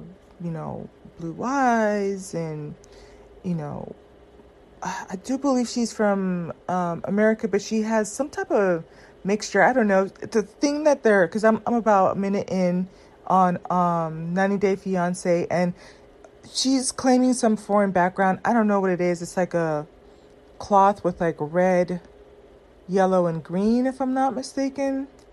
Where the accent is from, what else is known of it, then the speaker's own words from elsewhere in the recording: Southern California, United States; I grew up in Southern California where black women are not the preference